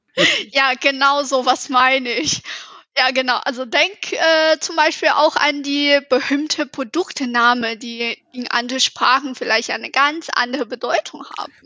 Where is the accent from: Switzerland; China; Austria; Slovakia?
China; German is a second language; moved away as an adult; now in Munich, Germany; ich komme aus China